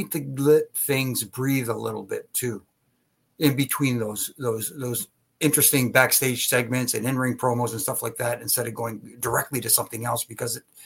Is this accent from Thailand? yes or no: no; Canada; being Canadian myself